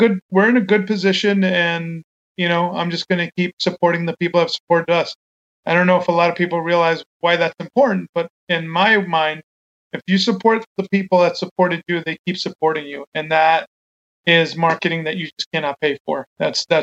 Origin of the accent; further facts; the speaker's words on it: New York, United States; moved away; I grew up in New York